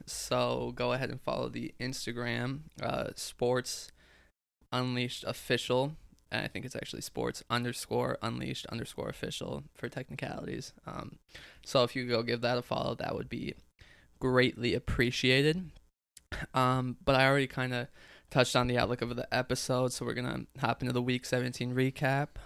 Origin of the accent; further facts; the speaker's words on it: United States; as American citizens